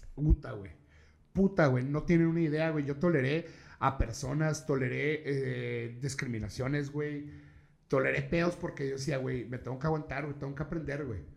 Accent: Tijuana, Baja California, Mexico; also born or lived in Saltillo, Coahuila; yo soy de aquí de Tijuana, reitero, pero yo me fui a vivir a Coahuila, a Saltillo Coahuila, unos años.

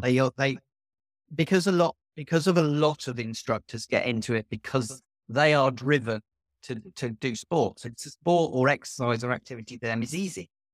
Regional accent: Northamptonshire, East Midlands, United Kingdom; I'm from Northamptonshire

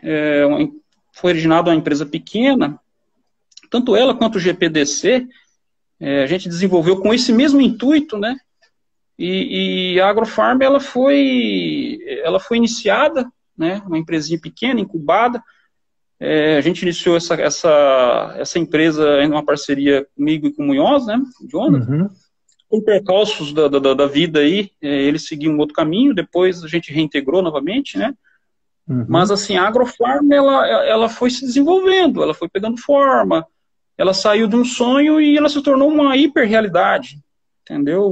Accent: Cerejeiras, Rondônia, Brazil; moved away as an adult; also born or lived in Assis Chateaubriand, Paraná / Minas Gerais / Primavera do Leste, Mato Grosso; viemos de Minas para Rondônia. É aqui que começou a nossa trajetória como família, né? Trinta e poucos anos atrás, né? Cerejeiras, a cidadezinha pequena

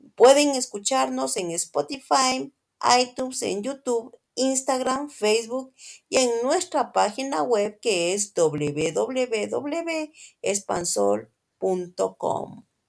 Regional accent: Quito, Pichincha, Ecuador; soy de Quito, Ecuador

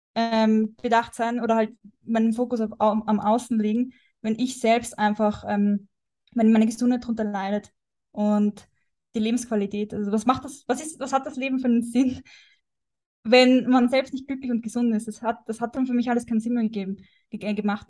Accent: Austria; moved away as an adult; bin jetzt äh, aus Prag, äh, aus Österreich ausgewandert

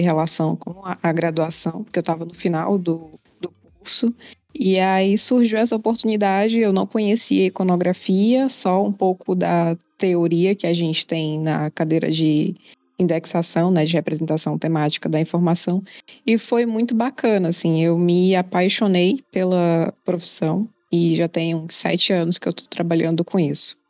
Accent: interior of Ceará, Brazil; now in Fortaleza, Brazil; eu sou do interior do Ceará, eu tô morando em Fortaleza já tem uns 10 anos.

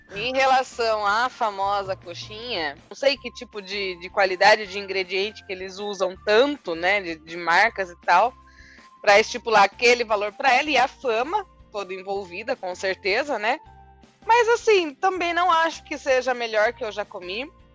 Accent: Sorocaba, São Paulo, Brazil; also born or lived in Votorantim; eu sempre morei aqui, sempre Votorantim, Sorocaba, que é basicamente uma coisa só.

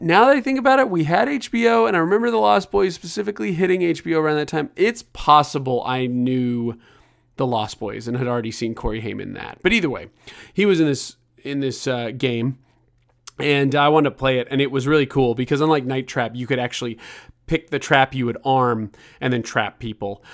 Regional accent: Kansas City, United States; moved away; I was from Kansas City

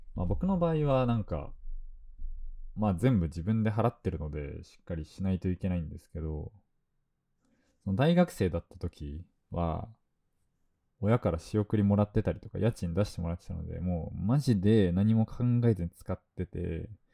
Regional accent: Fukuoka, Japan; now in Tokyo, Japan; 僕地元が福岡なんですけど

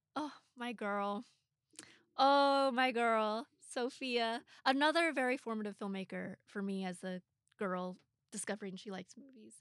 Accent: Portland, Oregon, United States; moved away as an adult; now in Los Angeles, United States; I'm from Portland, I, I grew up there

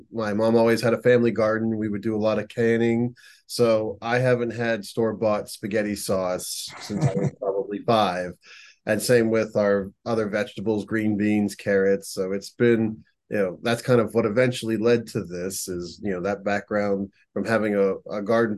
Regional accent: Pennsylvania, United States; moved away as an adult; now in Union County, Ohio, United States; we are transplants. We're actually from Pennsylvania

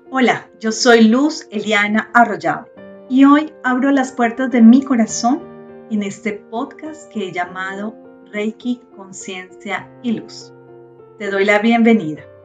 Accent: Colombia; Yo nací en Colombia, en una familia católica, estudié en colegio católico

